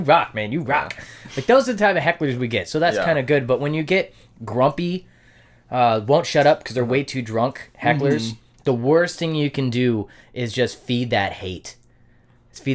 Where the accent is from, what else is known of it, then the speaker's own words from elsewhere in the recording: Oak Harbor, Washington, United States; also born or lived in Coupeville, Washington; now in Bellingham, United States; I was born in Coopville, fuck all Washington.